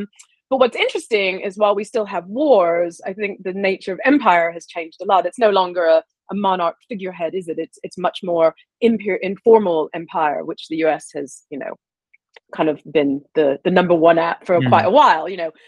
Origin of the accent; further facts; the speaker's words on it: Deep South, United States; moved away as an adult; also born or lived in Ohio / Dalton, Georgia / Tennessee; now in United Kingdom; Well, I grew up in, I was born in Ohio and I grew up in the Deep South.